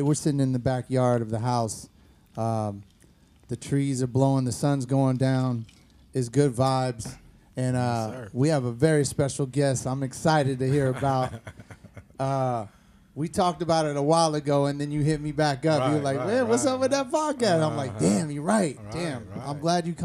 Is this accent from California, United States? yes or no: yes; Alameda, California, United States; also born or lived in Oakland; I grew up in Alameda